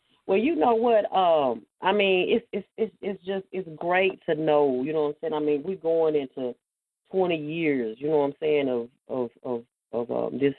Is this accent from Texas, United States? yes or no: yes; Texas, United States; I'm from Texas